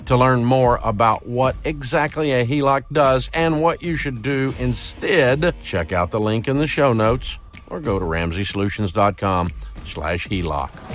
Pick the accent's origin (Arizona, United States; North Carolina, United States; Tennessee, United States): Tennessee, United States; Antioch; I'm from Antioch, Tennessee